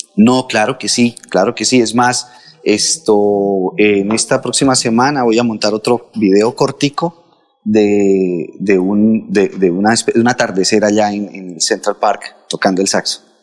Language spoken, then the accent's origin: Spanish; Contratación, Santander, Colombia; moved away; nosotros allá en contratación fuimos bendecidos con toda la educación salesiana que tuvimos